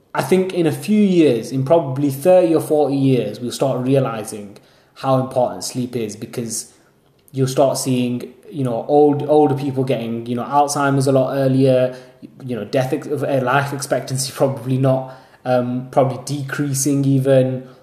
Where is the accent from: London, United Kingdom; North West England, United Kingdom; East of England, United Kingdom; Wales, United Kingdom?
North West England, United Kingdom; Haslingden; I'm from Haslingden